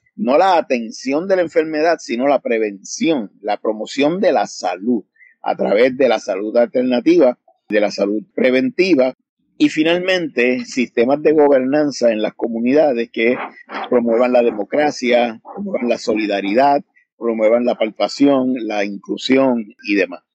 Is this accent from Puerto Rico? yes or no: yes; Puerto Rico; en Puerto Rico, de donde yo vengo